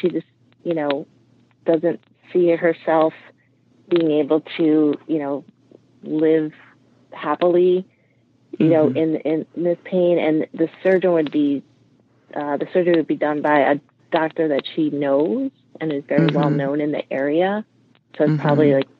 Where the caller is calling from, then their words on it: Delanson, New York, United States; Hi, I'm from Delanton, New York, which is just west of Albany, New York.